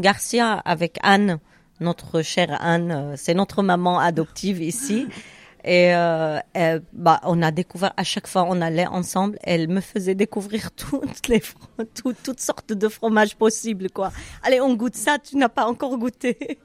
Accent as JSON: {"language": "French", "country": "Syria", "also_born_or_lived": "Cairo, Egypt", "moved": "as an adult", "lives_now": "France", "said": "quand on est parti de Syrie nous on a des biens là-bas"}